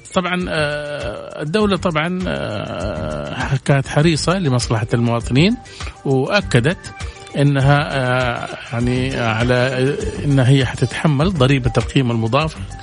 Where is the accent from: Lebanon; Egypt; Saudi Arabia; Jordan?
Saudi Arabia; عندنا في السعودية